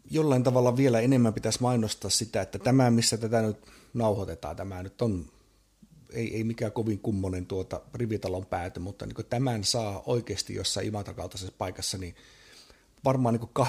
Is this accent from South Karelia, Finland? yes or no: yes; Imatra, South Karelia, Finland; moved away; itse ex-imatralaisen ja muutenkin Imatraa pelastavana patriottina